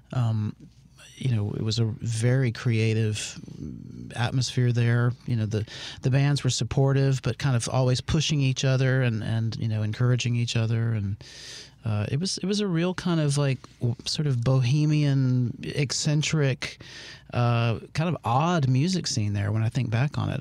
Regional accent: Meridian, Mississippi, United States; moved away as an adult; also born or lived in Hattiesburg, Mississippi / New Orleans, Louisiana; I grew up in Meridian

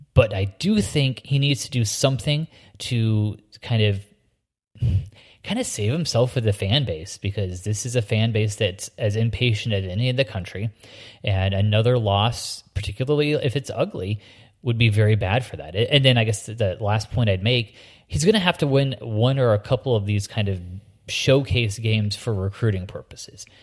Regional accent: Indiana, United States; moved away; me growing up in Indiana

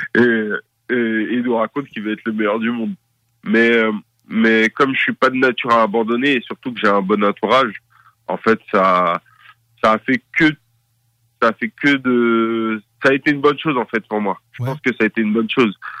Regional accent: Paris suburbs, Île-de-France, France; also born or lived in Seine-Saint-Denis / Valenton; Je suis né à Paris. j'ai grandi tout d'abord dans le 93, avant de déménager à l'âge de, de, de, 12

